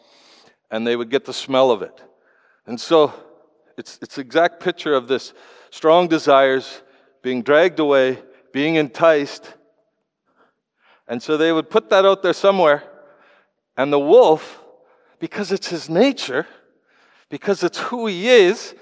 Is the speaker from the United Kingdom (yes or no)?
no; Canada; I come from Canada